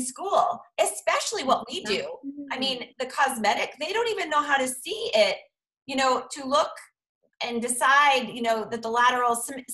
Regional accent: Boston, Massachusetts, United States; now in Chicago, United States; I'm from Boston

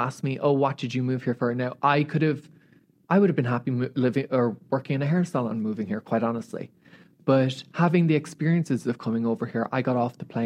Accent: Ireland; moved away as an adult; now in Los Angeles, United States; growing up in Ireland

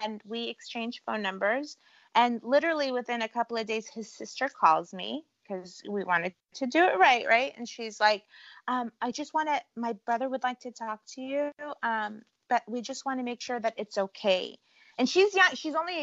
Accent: California, United States; also born or lived in Cleveland, Ohio; I grew up in California.

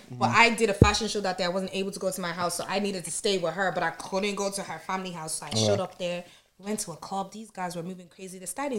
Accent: Carlow, Leinster, Ireland; I came from Carlo

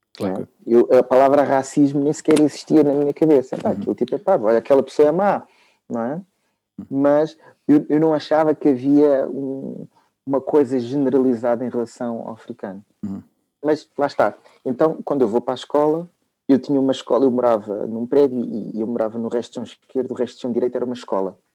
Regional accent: Lisbon, Portugal; eu, ah, sim, sou, sou de Lisboa. Sim, sim, sou de Lisboa

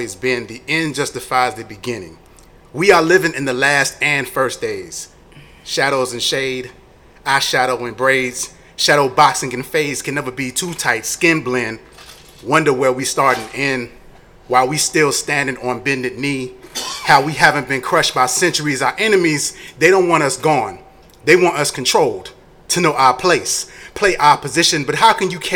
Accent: Tampa, Florida, United States; I was a young black boy growing up in Tampa.

